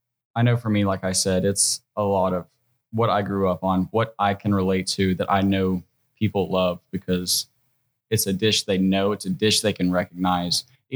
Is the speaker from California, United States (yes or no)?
no; Northeast Alabama, United States; And I'm very Southern. I'm from Northeast Alabama. Okay. You know, I grew up with my grandparents.